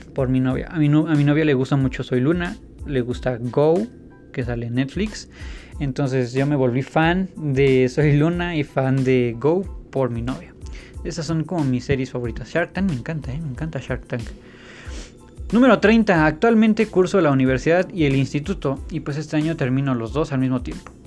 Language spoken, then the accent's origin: Spanish; State of Mexico, Mexico; A pesar de que he vivido casi toda mi vida en el Estado de México y que nací en el Estado de México, todos mis estudios siempre han sido en la Ciudad de México